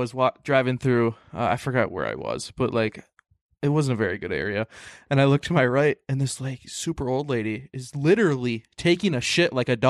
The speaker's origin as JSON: {"language": "English", "region": "Minnesota", "country": "United States", "said": "I'm a Minnesotan."}